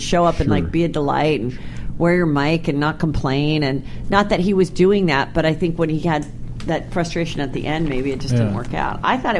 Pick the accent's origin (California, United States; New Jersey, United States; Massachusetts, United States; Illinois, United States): California, United States; San Fernando Valley; Born and raised in the Valley myself, so I appreciate his Reseda roots.